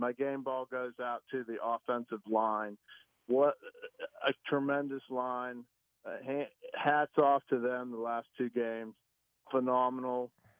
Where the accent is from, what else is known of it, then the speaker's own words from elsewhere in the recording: Gibsonia, Pennsylvania, United States; now in Hobe Sound, United States; I'm originally from Gibsonia. I grew up in Gibsonia, Route 8, 9, 10. I'm originally a Yinzer